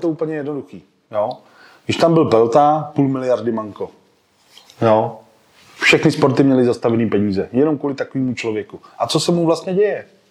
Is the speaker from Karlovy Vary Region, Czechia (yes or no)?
yes; Sokolov, Karlovy Vary Region, Czechia; also born or lived in Klatovy / Prague; jsem rodilej Klatovák, jo, pocházím z Klatov, ale eh, od raného dětství jakoby bydlím v Sokolově, protože se tam rodiče předstěhovali